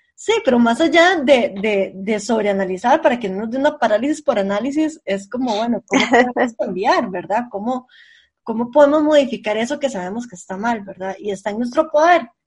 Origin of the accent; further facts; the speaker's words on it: San José, Costa Rica; also born or lived in rural area near Jacó; yo soy del centro de San José, entonces yo siempre estoy súper acostumbrada a caminar rápido